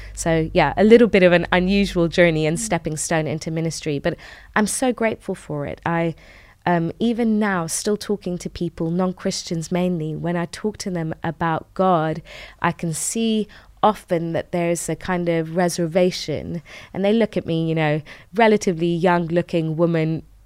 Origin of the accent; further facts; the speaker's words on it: United Kingdom; also born or lived in Tehran, Iran; And so we moved to the U K when I was five.